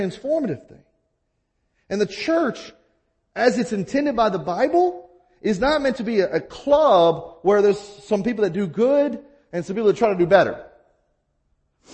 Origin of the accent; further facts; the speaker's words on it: the South, United States; now in Midwest, United States; where I grew up in the South